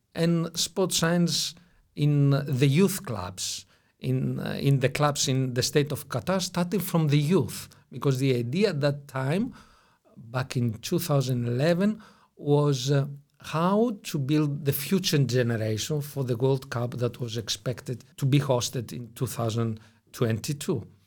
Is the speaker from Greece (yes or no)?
yes; Greece; also born or lived in Brussels, Belgium; I'm Greek in origin